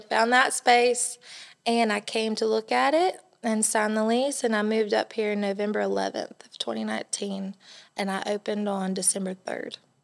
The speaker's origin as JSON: {"language": "English", "town": "Elgin", "region": "South Carolina", "country": "United States", "tie": "born or raised there", "moved": "yes", "lives_now": "Johnson City, United States", "said": "I grew up in Elgin, South Carolina"}